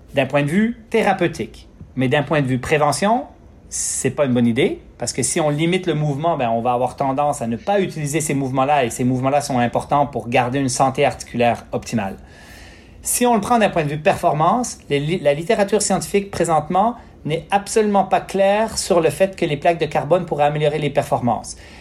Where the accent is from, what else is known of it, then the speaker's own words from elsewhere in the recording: Quebec, Canada; j'ai grandi au Lac-Saint-Jean sur une ferme